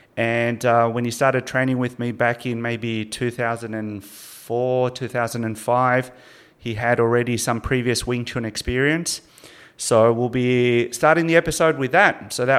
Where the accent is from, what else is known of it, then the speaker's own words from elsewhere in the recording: Sydney, New South Wales, Australia; born there; now in Melbourne, Australia; I was born in Sydney. So when I came here to Melbourne, I was just basically like a new immigrant.